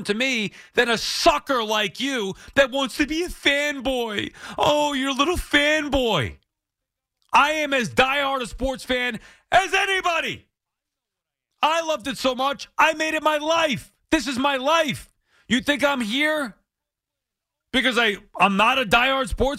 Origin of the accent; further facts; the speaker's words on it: Long Island, New York, United States; I'm from Long Island